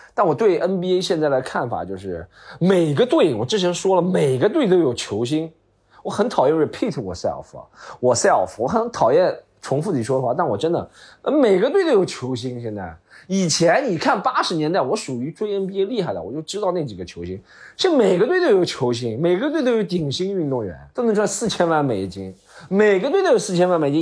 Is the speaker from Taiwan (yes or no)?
no; Shanghai, China; 我出生在杨浦区的朋户区里